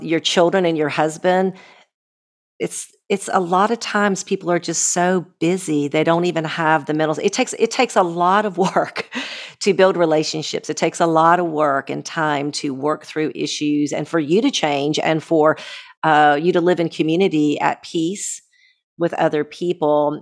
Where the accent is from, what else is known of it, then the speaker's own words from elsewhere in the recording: United States; me as an American